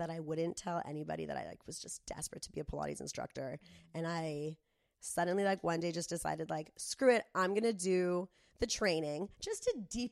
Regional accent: Del Mar, California, United States; when I was growing up in Del Mar

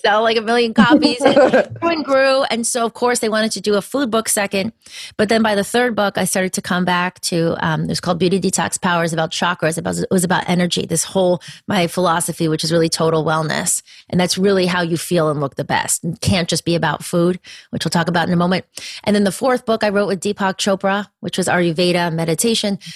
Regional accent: a little town near Danbury, Connecticut, United States; i grew up in connecticut and that was that is part of the story actually i was Where? in um, a little in a little town near danbury connecticut

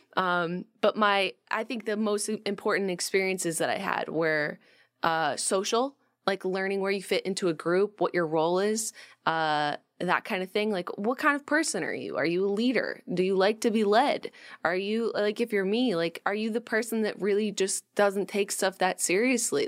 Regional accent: Rochester, New York, United States; When I was growing up in Rochester, New York, we didn't have like a lot of chain restaurants and stuff

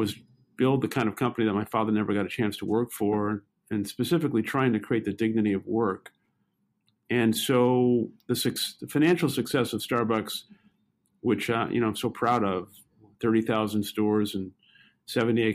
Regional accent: New York City, New York, United States; I grew up in Brooklyn, New York, and lived most of my young adolescent and teenage life in public housing.

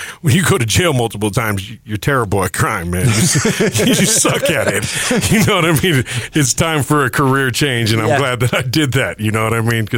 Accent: Denver, Colorado, United States; I am a Denver native

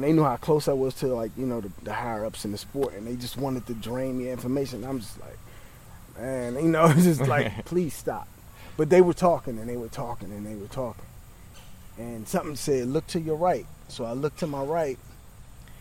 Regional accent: Capitol Heights, Maryland, United States; moved away; also born or lived in South Florida; I grew up in Capitol Heights, Maryland, which is like 11 miles from the United States Capitol going east.

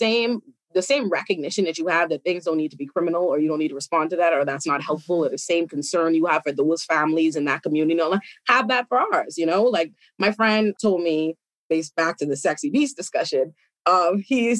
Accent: Bahamas; now in United States; I was raised in the Bahamas

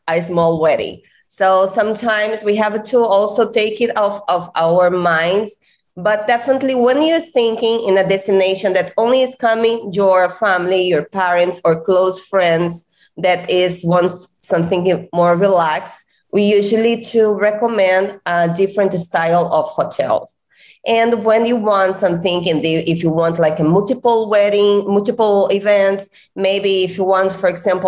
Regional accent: Rio de Janeiro, Brazil; English is a second language; moved away as an adult; now in Cancun, Mexico; I'm come from Brazil. I'm Brazilian and came from Rio de Janeiro

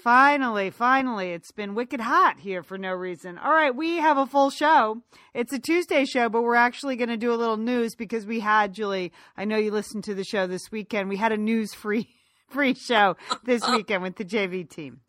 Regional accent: United States; now in Los Angeles, United States; we grew up right outside of New York

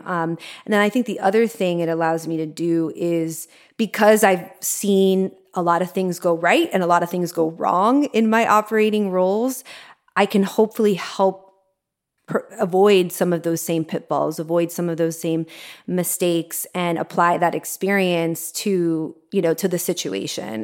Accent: Miami, Florida, United States; moved away; also born or lived in New York; I grew up in Miami and I lived in New York for twelve years

